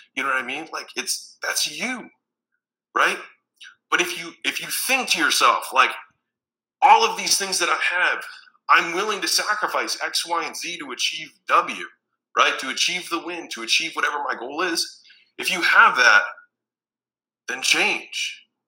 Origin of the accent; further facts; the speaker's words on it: Baltimore, Maryland, United States; moved away as an adult; also born or lived in Huntington Beach, California; I'm from Baltimore, Maryland